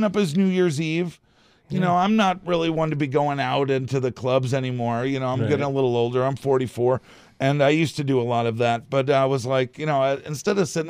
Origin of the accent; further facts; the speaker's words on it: outside of Boston, Massachusetts, United States; now in Traverse City, United States; I grew up outside of Boston